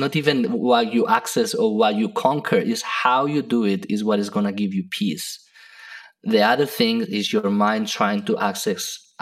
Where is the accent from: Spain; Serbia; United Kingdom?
Spain; now in United States; I come from Spain, which has a lot of culture and heritage from the past.